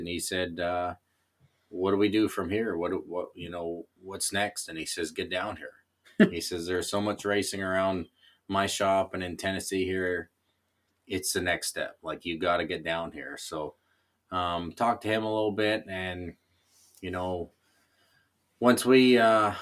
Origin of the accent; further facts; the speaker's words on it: Canada; I'm Canadian.